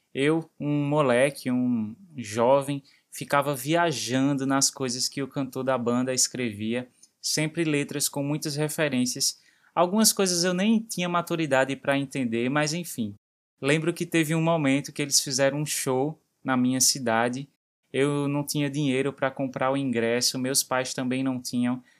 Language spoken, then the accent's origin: Portuguese; Recife, Pernambuco, Brazil; Aqui no Recife a gente usa o tu e usa você